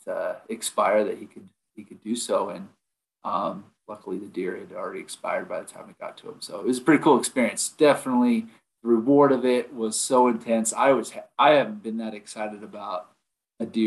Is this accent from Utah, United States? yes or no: yes; Utah, United States; also born or lived in Idaho / Montana / Vernal, Utah; I'm from Utah. I live in Vernal. It's on the northeast side of the state.